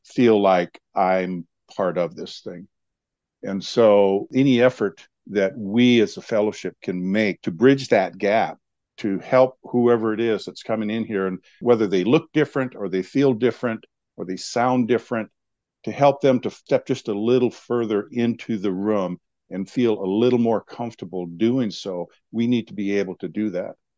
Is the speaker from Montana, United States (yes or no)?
yes; Montana, United States; now in Helena, United States; I was born and raised on a reservation